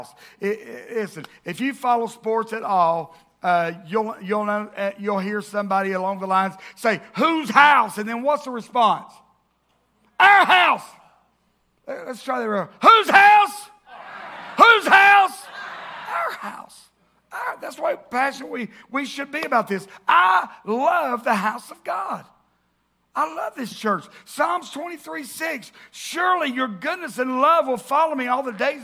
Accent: the South, United States; growing up in the South and growing up in church

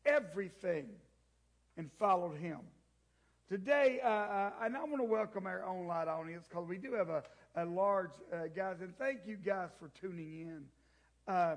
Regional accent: the South, United States; I grew up in the South. I am one of those. I am proud to be Southern.

